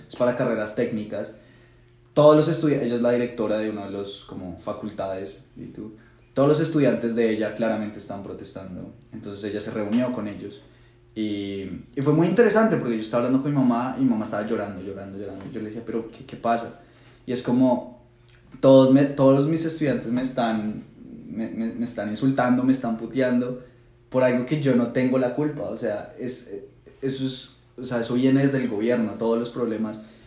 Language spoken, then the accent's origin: Spanish; Colombia; moved away; estando tan lejos